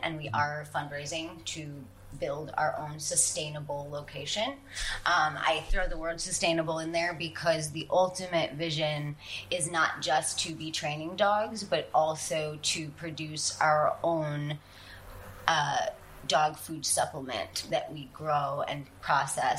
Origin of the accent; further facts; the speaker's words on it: New York City, New York, United States; growing up in New York City, you don't have a lot of access to animals.